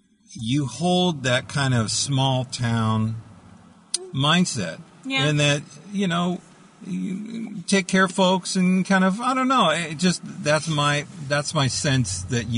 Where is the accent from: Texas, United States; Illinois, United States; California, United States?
California, United States; San Bernardino; I was born in San Bernardino, California.